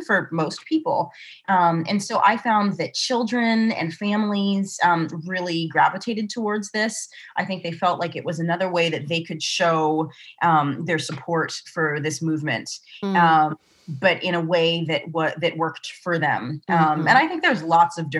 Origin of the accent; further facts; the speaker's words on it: Santa Barbara, California, United States; accent: Southern California; also born or lived in Eswatini / Bay Area, California / Southern Oregon; Santa Barbara, where he taught, for a long time and where I grew up